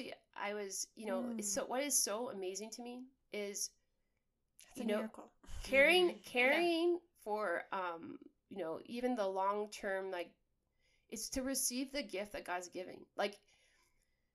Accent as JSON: {"language": "English", "region": "Saskatchewan", "country": "Canada", "moved": "as an adult", "lives_now": "Austin, United States", "said": "I'm from Braymont Lake, Saskatchewan, Canada. I'm from the wilderness, and I'm in suburbia of Austin"}